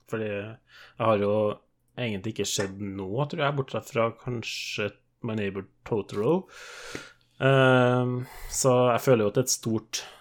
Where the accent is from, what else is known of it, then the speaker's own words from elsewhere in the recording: Trøndelag, Norway; Jeg er jo trønder, tross alt.